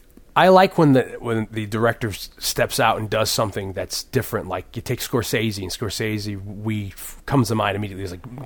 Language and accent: English; Hamden, Connecticut, United States; also born or lived in New Haven; I moved from where I was born in New Haven to the suburb Hamden when I was 7